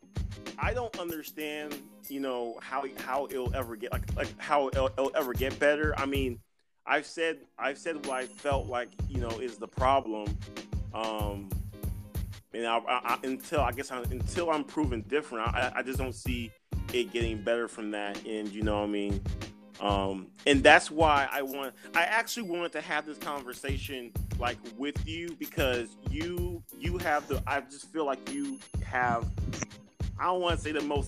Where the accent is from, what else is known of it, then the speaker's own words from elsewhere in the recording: Georgia, United States; also born or lived in Texas; My first 10 or 12 years, I lived in Texas. You know, we lived in a suburb. My mom got a teaching job at a college in Georgia. We moved to Georgia